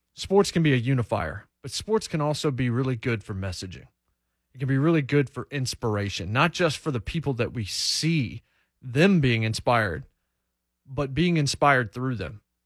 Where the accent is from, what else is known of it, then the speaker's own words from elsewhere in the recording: United States; also born or lived in North Carolina; I didn't grow up in Ohio. I grew up in Virginia and in North Carolina